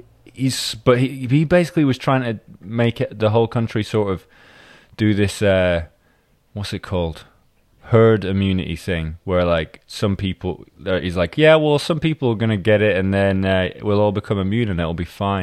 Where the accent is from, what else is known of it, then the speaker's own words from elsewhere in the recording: Scotland, United Kingdom; also born or lived in England; now in London, United Kingdom; I grew up in Scotland